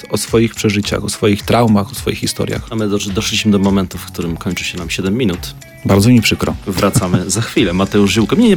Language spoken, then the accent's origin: Polish; Zubrzyca Dolna, Lesser Poland, Poland; Tak, to moja rodzina miejscowość.